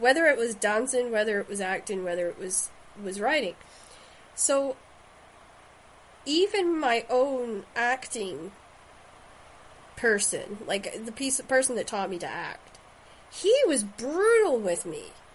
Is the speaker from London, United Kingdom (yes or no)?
no; Shetland, Scotland, United Kingdom; growing up in Shetland